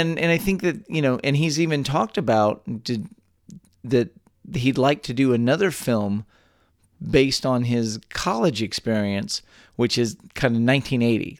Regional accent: Texas, United States; born or raised there

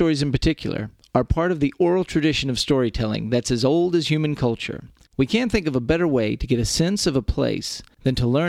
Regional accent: Texas, United States; a talk show about Texas by Texans, where three friends born and raised in the Lone Star State

